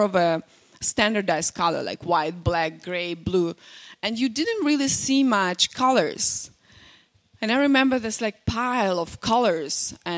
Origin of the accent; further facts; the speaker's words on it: Belarus; first language Russian; English is a second language; now in United States; I'm from Belarus